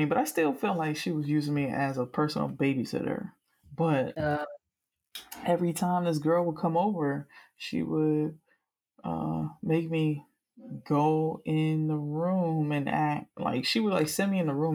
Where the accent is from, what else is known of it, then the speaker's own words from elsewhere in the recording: Miami, Florida, United States; I'm from Miami